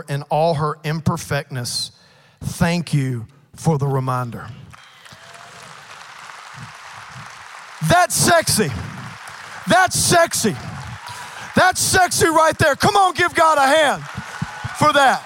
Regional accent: Cajun, Louisiana, United States; I'm a Cajun

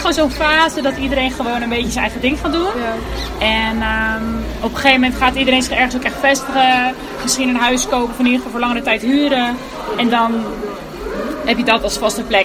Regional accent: Houten, Utrecht, Netherlands; also born or lived in Delft; Wij komen dan uit Houten, dus iedereen woonde gewoon daar en dat was de vaste plek

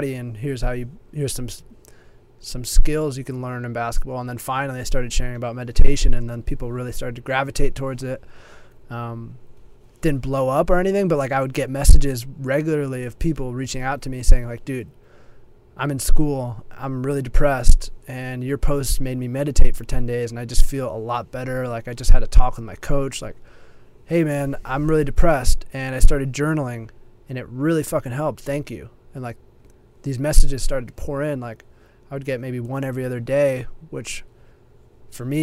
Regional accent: California, United States; I moved across the country back to my home state in California

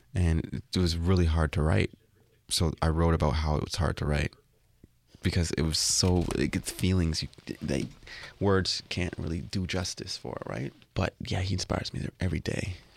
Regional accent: Toronto, Ontario, Canada; you say you're from Toronto

